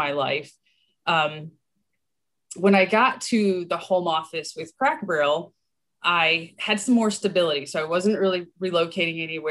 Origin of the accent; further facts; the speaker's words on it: Michigan, United States; I'm a Michigander